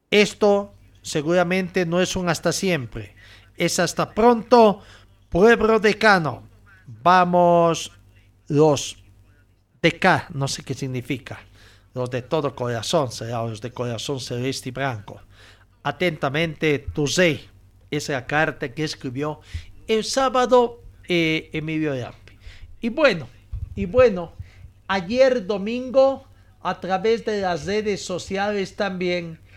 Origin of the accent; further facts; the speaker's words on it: Bolivia; also born or lived in Chile; Casualidades de la vida, soy de Bolivia y me tocó jugar varios años en Chile.